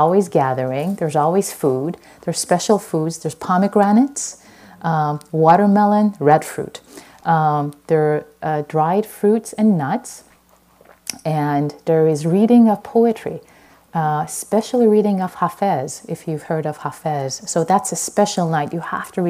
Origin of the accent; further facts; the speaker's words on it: Iran; moved away; I'm Persian. I was born in Iran